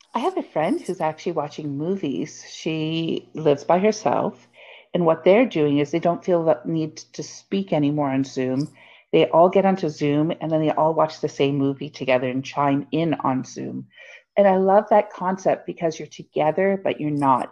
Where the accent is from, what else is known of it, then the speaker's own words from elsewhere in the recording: Hamilton, Ontario, Canada; I grew up in the Hammer and one of the places we'd go as um, an elementary school for a class trip was to Dundurn Castle